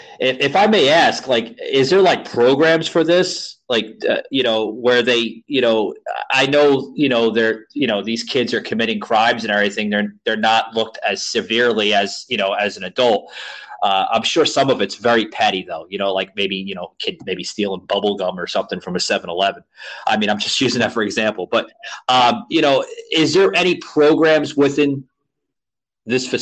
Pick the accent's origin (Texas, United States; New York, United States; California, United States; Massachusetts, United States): New York, United States; New York City; also born or lived in Central Florida; now in Florida, United States; I grew up on the Lower East Side of Manhattan. I reside now in Florida, Central Florida